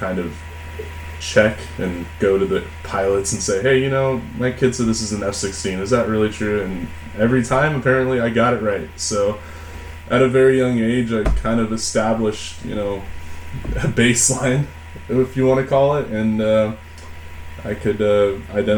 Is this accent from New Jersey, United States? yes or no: no; Los Angeles, California, United States; now in Portland, United States; I grew up in North Hollywood, California, which is a suburb of Los Angeles